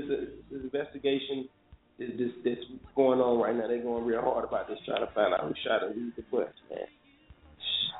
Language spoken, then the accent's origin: English; United States; also born or lived in North Carolina; I'm happy about being American. We don't have too many natural disasters over there. Definitely not in North Carolina